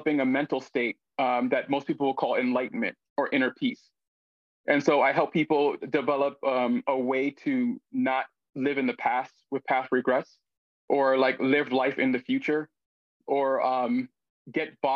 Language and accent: English; United States; I'm obviously Black, American, man.